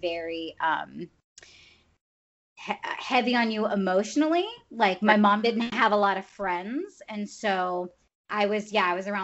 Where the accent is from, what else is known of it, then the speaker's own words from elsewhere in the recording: the South, United States; moved away as an adult; also born or lived in Florida; now in California, United States; we grew up in the South. So we're just Southern people